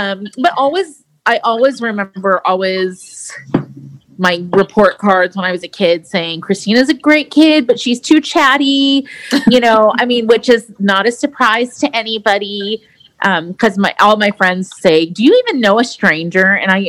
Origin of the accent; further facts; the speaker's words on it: South Dakota, United States; born there; also born or lived in Portugal / Virginia / Okinawa; And so I was born in South Dakota. We lived in Portugal. And my sister was born there. We lived in Virginia. And then we spent about 6 years in Okinawa.